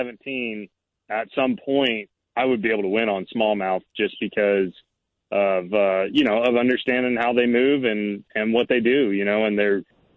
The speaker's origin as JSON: {"language": "English", "region": "California", "country": "United States", "tie": "born or raised there", "said": "we're around the same age and growing up in California"}